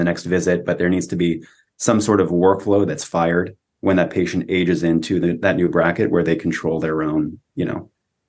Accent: California, United States; I mean, this is, you know, growing up in Silicon Valley, you give a patient a link

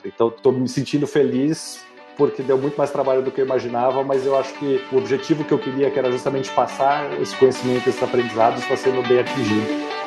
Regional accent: Brazil; also born or lived in France

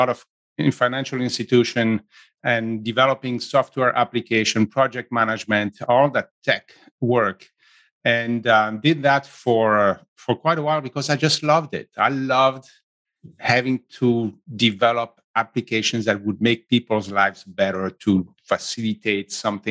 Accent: Switzerland; accent: Italian; English is a second language; moved away as an adult; also born or lived in south of Italy; now in San Francisco Bay Area, United States; I grew up in Switzerland

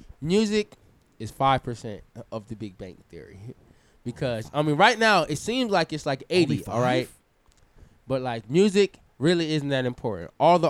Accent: New York, United States; I'm from New York. I know how to hustle.

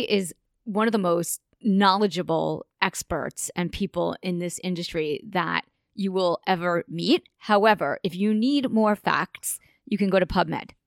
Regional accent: Long Island, New York, United States; we are from Long Island

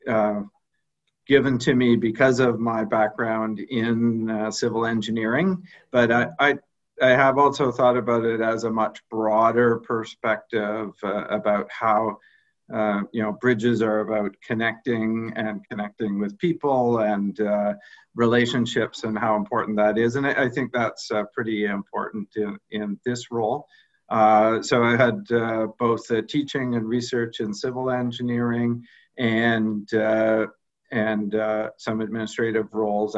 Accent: Belleville, Ontario, Canada; moved away as an adult; now in Kingston, Canada; I grew up in Belleville, which is about an hour from Kingston.

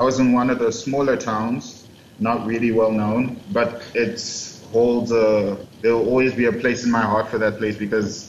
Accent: Zimbabwe; also born or lived in Tokyo, Japan; now in Congo; I'm originally from Zimbabwe, my mother's side of the family is from here in Congo

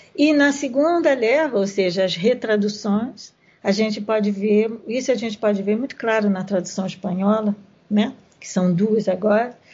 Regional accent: Brazil; nós que somos brasileiros

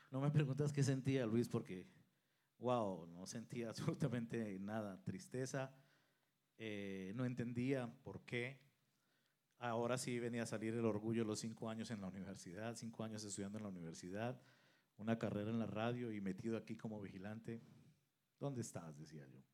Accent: Colombia; moved away as an adult; also born or lived in Venezuela / Mexico City, Mexico; now in Saltillo, Mexico; Soy el mayor de tres hermanos. Eh, nacimos en Colombia

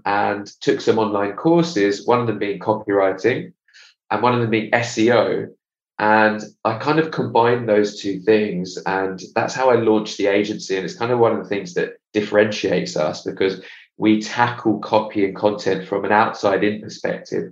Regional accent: England, United Kingdom; also born or lived in Israel / Australia; now in London, United Kingdom; I'm from England

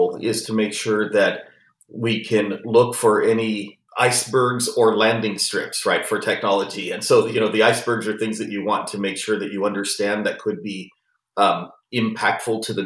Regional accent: San Jose, California, United States; I lived and was born and raised in San Jose, California

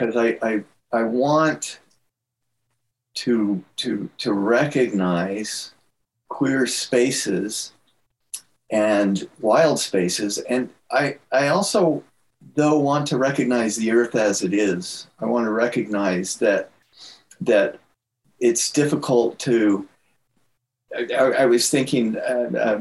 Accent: Moab, Utah, United States; I grew up in Moab, Utah

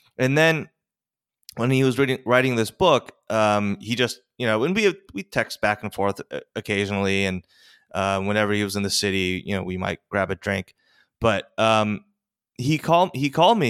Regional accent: Westchester, New York, United States; also born or lived in Korea; I, was adopted when I was four. I grew up sort of in very, very white Westchester

